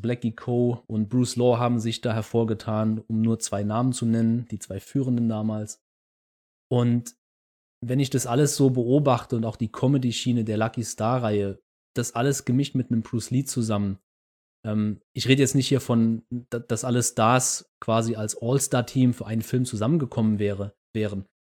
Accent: Saarland, Germany; wie man bei uns im Saarland sagt

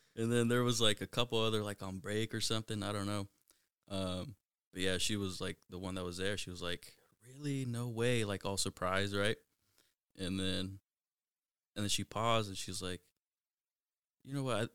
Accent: Mountlake Terrace, Washington, United States; I grew up in Mount Lake Terrace, uh, went to Mount Lake Terrace High School

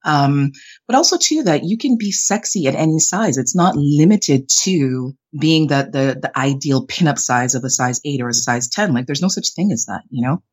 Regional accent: Canada; also born or lived in Jamaica; I'm Jamaican Canadian, but I was born in Jamaica, raised in Canada

